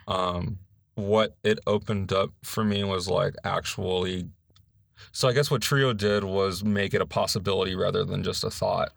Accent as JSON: {"language": "English", "town": "Los Angeles", "region": "California", "country": "United States", "moved": "as an adult", "lives_now": "North Carolina, United States", "said": "I'm from Los Angeles, California, in, like, this area called San Gabriel Valley"}